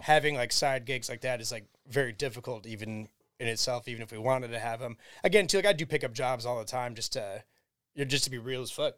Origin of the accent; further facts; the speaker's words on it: Cleveland, Ohio, United States; We'll tell them Cleveland, Ohio